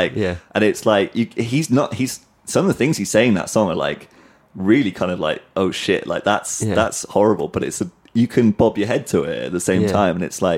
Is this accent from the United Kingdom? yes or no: yes; Cardiff, Wales, United Kingdom; moved away; Cardiff is like my hometown. I lived there for 25 years